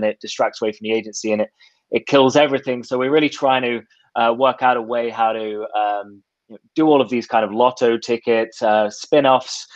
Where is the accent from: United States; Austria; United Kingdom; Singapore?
United Kingdom; England; also born or lived in Australia; now in Toronto, Canada; I was born in Australia, raised in England, and now live in Toronto